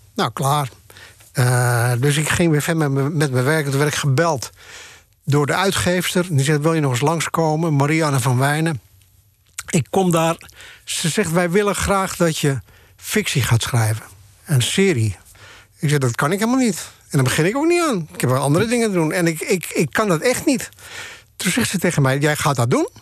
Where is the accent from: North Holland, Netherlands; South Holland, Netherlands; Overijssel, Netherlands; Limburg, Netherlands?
North Holland, Netherlands; Bloemendaal; moved away as an adult; also born or lived in Haarlem; now in Amsterdam, Netherlands; ik kwam uit Haarlem en Bloemendaal.